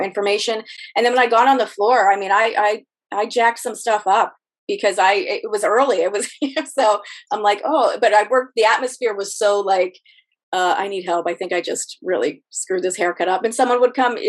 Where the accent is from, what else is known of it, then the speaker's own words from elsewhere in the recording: Youngstown, Ohio, United States; moved away as an adult; now in Arlington, United States; I grew up in Ohio in a very in the Rust Belt in a very uh, blue collar town